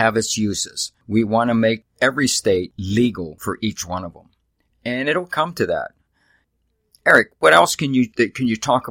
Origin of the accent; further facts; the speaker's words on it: Pittsburgh, Pennsylvania, United States; moved away; I came from Pittsburgh, Pennsylvania. I grew up there with the steel industry